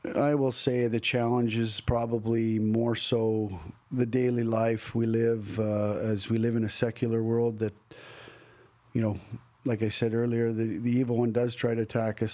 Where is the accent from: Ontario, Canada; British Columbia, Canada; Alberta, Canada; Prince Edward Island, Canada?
Alberta, Canada; Banff; now in Nashville, United States; growing up in Banff